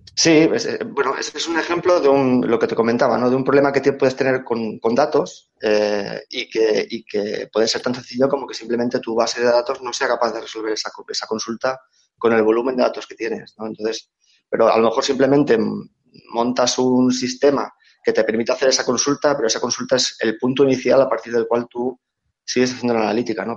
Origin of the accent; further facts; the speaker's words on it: Reus, Catalonia, Spain; moved away as an adult; now in Barcelona, Spain; pese a que nací en Barcelona, me crié en, Reus